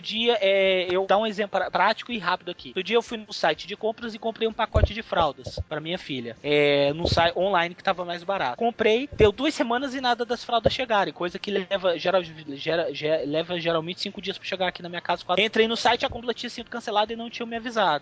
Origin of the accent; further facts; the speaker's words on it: Brazil; Eu também sou brasileiro.